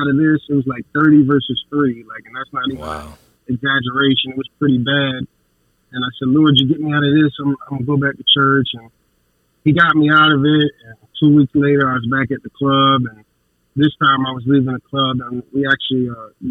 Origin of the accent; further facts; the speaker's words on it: Chicago, Illinois, United States; also born or lived in Virgin Islands; We came from the Virgin Islands. My dad was in the military. My mom moved us to Chicago